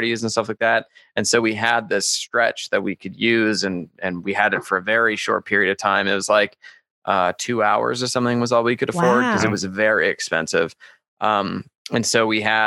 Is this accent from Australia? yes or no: no; Calgary, Alberta, Canada; now in Las Vegas, United States; I'm from Canada.